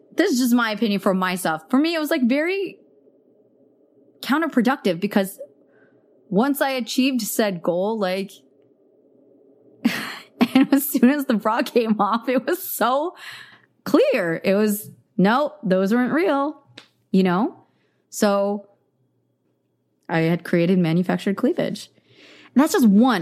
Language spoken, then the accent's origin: English; the Bay Area, California, United States; I grew up in the Bay Area